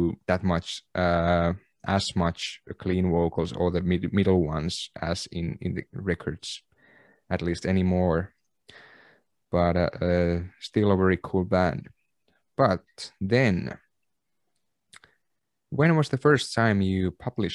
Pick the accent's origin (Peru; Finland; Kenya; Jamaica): Finland; Kempele, North Ostrobothnia; I was not from Oulu. I was from Kempele, municipality a little bit south from Oulu